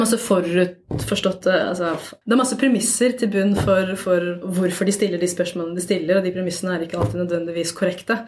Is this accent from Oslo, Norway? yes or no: yes; Oslo, Norway; jeg er jo fra Oslo, jeg bor i Oslo, jeg jobber i Oslo.